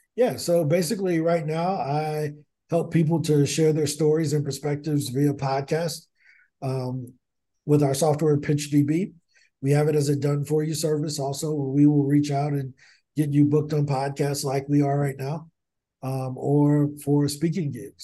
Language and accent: English; East St. Louis, Illinois, United States; I'm from East Saint Louis, and there's a, a former professional basketball player by the name of Darius Miles that went to my high school